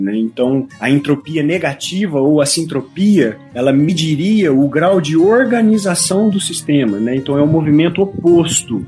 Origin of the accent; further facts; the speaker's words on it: Varginha, Minas Gerais, Brazil; Eu sou mineirinho, aqui do sul de Minas, terra do ET, Varginha. Todo mundo conhece minha cidade